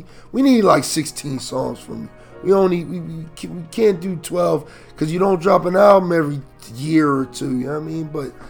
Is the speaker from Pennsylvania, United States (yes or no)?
yes; Philadelphia, Pennsylvania, United States; because I'm from Philly.